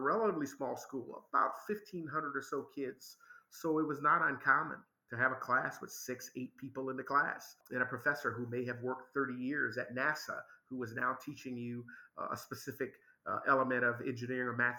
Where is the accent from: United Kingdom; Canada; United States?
United States; Memphis, Tennessee; moved away; I was raised in Memphis, Tennessee, the American South